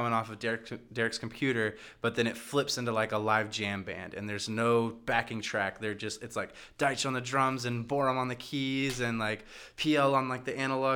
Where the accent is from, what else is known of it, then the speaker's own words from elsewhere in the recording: Midwest, United States; now in Chicago, United States; we're from the Midwest